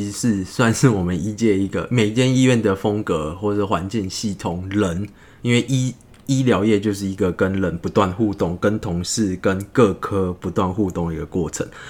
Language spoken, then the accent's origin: Chinese; Tainan, Taiwan; now in Taipei, Taiwan; 我是台南人，